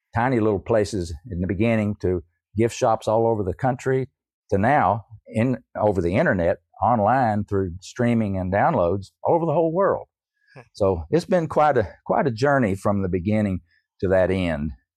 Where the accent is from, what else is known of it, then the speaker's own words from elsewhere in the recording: East Tennessee, United States; I grew up in East Tennessee. I'm a Tennessee hillbilly, I guess you could say.